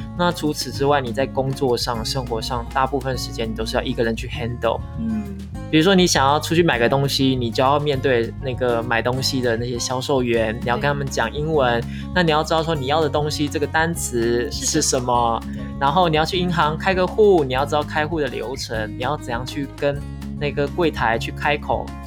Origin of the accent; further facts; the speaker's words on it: Taiwan; 我们都是台湾人